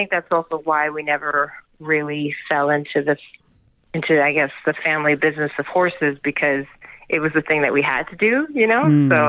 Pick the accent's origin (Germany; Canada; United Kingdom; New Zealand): Canada; Vancouver, British Columbia; Yeah, I mean, horseback riding was kind of a must because that was what my dad did. So we grew up riding and taking care